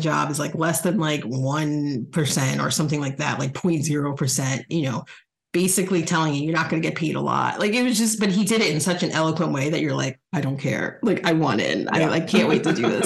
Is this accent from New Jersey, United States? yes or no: yes; New Jersey, United States; now in Chicago, United States; I'm from New Jersey